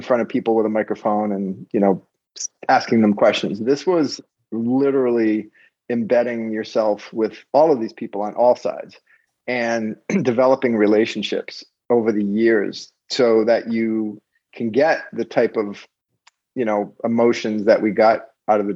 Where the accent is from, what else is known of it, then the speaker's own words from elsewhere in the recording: Rhode Island, United States; also born or lived in Los Angeles; I'm also from Rhode Island.